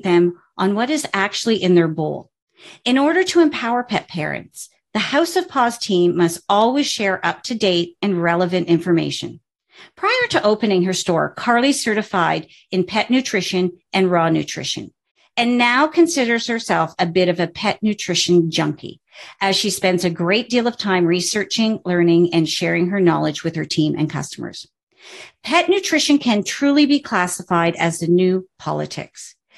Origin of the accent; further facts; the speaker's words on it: Canada; I'm a Canadian